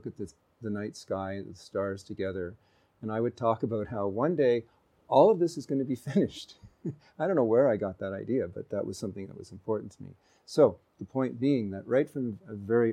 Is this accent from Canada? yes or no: yes; Canada; in the West, where I grew up in Canada.